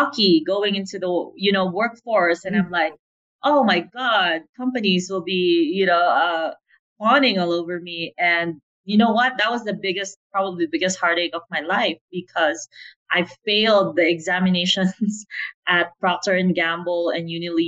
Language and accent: English; Philippines; also born or lived in United States; now in Playa del Carmen, Mexico; So I'm Filipina. I grew up in the Philippines.